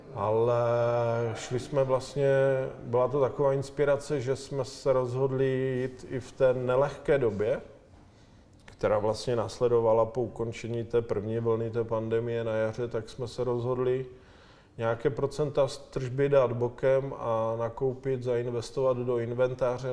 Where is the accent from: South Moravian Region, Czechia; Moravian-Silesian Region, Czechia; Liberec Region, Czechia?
Moravian-Silesian Region, Czechia; Ostrava; now in Prague, Czechia; jsem z Ostravy a jak se říká Ostravak se jen tak z něčeho neposere